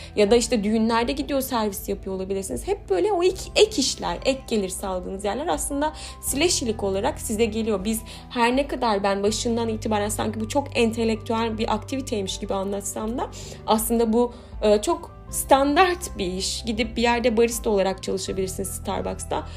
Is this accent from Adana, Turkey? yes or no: no; Aydın, Turkey; işte bizim Aydın'da zeytinliğimiz vardı